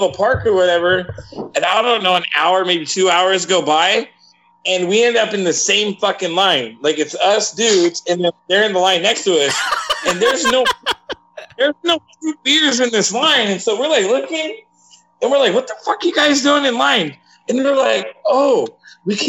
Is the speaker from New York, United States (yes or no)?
no; Yuma, Arizona, United States; We grew up in Yuma